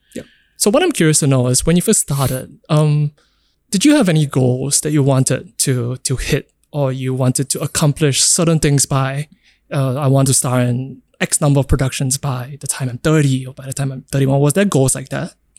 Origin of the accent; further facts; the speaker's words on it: Singapore; growing up in Singapore